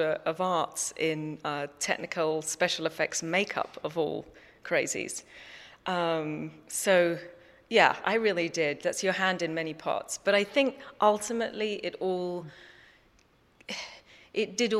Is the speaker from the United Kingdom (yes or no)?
yes; London, United Kingdom; moved away; also born or lived in New York; I grew up in London in England, abandoning London and, you know, leaping on an airplane at a young age and right time going off to New York